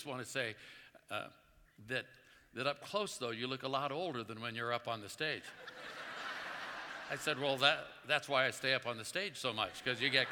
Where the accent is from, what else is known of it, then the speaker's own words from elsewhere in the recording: Oakland, California, United States; I grew up in Oakland, California in the 50s